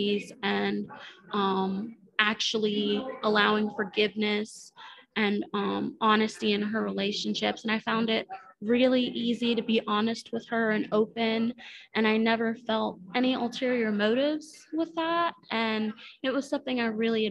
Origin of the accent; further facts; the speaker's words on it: Maryland, United States; moved away as an adult; now in Panama City, United States; So I am originally actually from Maryland